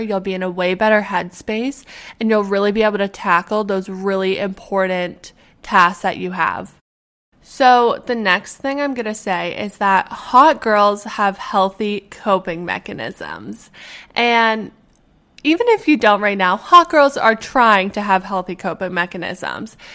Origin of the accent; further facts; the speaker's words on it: Edmonton, Alberta, Canada; moved away; The medical school at U of A, which is in my hometown